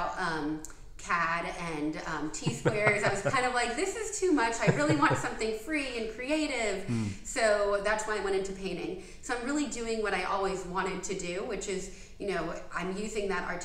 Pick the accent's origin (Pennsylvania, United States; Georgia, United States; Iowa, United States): Georgia, United States; Dunwoody; also born or lived in Atlanta, Georgia; I grew up in Dunwoody